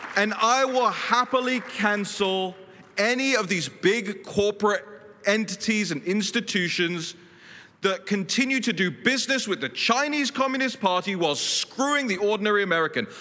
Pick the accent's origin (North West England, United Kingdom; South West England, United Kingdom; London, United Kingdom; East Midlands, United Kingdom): London, United Kingdom; moved away as an adult; now in Washington, D.C., United States; I grew up in London, then I moved to DC